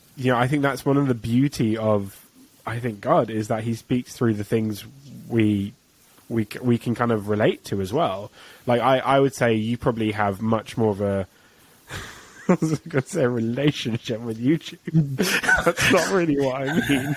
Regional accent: England, United Kingdom

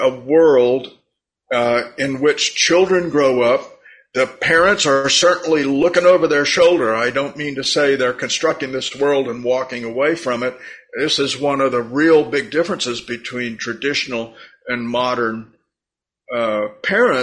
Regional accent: United States; me as an American

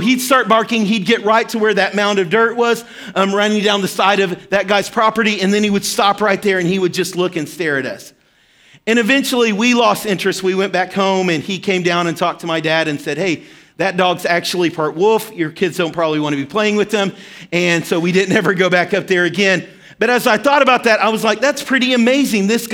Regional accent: Arkansas, United States; moved away; I grew up in Arkansas and lived in a small town, and we were right smack dab in the middle of the Ozark Mountains.

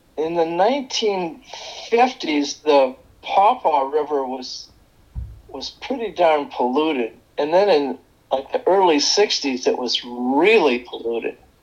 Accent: Chicago, Illinois, United States; now in Ann Arbor, United States; I grew up in the Chicago suburbs

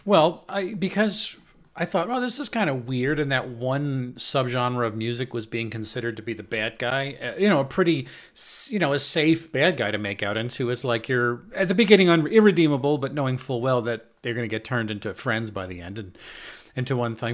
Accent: Long Island, New York, United States; now in Belgium; I'm from Long Island.

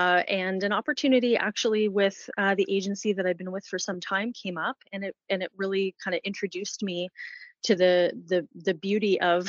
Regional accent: London, Ontario, Canada; growing up in London, I have to say, was pretty good.

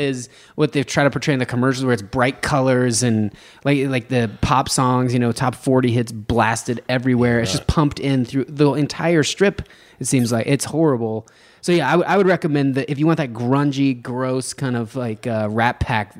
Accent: Reno, Nevada, United States; I'm from Nevada, but I'm from north of there.

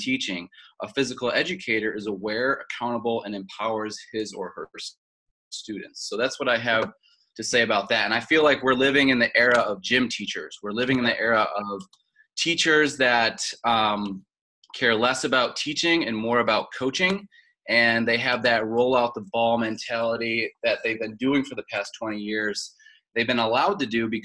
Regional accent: Tonawanda, New York, United States; moved away as an adult; also born or lived in Wilmington, North Carolina; I'm from Tonawanda, New York, which is north of Buffalo, in between Niagara Falls and Buffalo. Grew up right next to the Niagara River, actually.

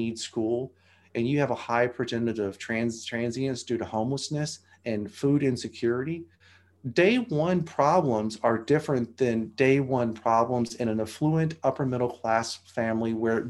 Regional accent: Arkansas, United States; I came from the Appalachians of Arkansas and the Ozarks

